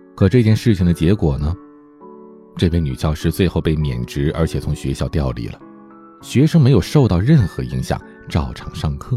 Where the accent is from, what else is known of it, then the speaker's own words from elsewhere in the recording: Heilongjiang, China; 我的老家黑龙江，下边齐齐哈尔市的泰兰县